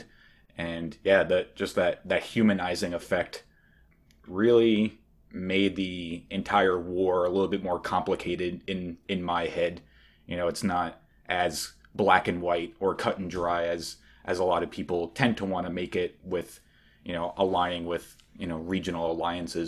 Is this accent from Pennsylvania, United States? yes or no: no; New York, United States; I'm from New York